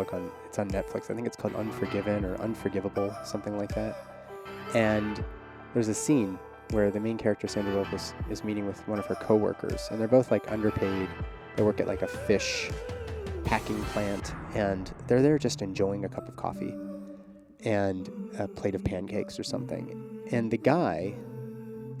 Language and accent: English; Pittsburgh, Pennsylvania, United States; moved away; I am recording from Pittsburgh, Pennsylvania, my hometown